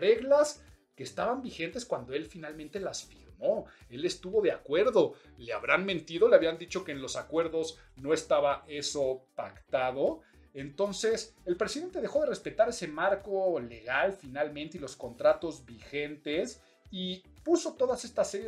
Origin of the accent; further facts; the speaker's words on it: Mexico; yo soy muy mexicano y estamos hablando de soberanía